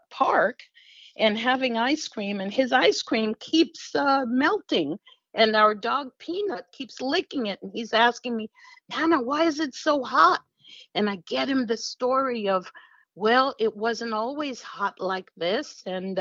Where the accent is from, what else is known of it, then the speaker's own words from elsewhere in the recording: New York City, New York, United States; moved away; also born or lived in California; When I was a kid, I grew up in Queens